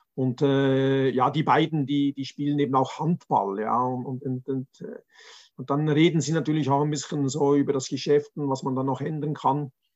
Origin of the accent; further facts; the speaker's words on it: Zurich, Switzerland; ich komme aus Zürich